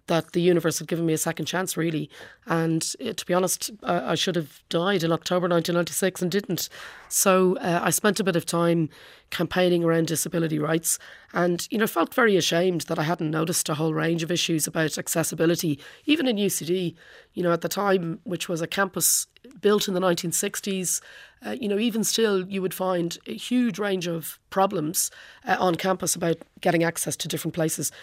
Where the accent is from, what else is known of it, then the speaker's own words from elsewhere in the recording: Portmarnock, Ireland; now in London, United Kingdom; all through growing up in Port Moynick